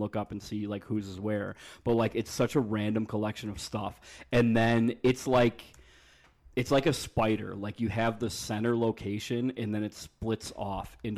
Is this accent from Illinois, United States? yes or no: yes; Chicago, Illinois, United States; where are you guys from? We're like, oh, Chicago